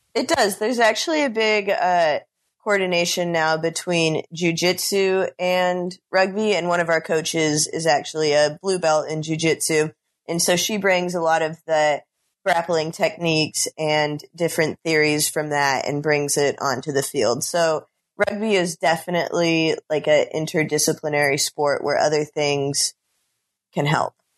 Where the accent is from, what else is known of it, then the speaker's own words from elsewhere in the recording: Bellevue, Washington, United States; moved away as an adult; now in New Orleans, United States; I'm originally from Bellevue, Washington, and I'm now a senior at Tulane University